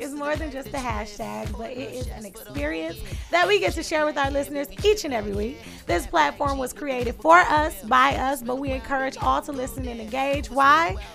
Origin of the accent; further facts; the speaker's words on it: Detroit, Michigan, United States; I'm from the East Side, born and raised on the East Side.